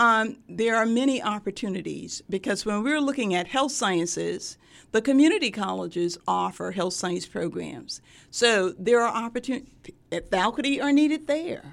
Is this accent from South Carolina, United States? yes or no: yes; Sumter, South Carolina, United States; moved away as an adult; also born or lived in Durham, North Carolina; now in Norfolk, United States; my hometown is Sumter, South Carolina.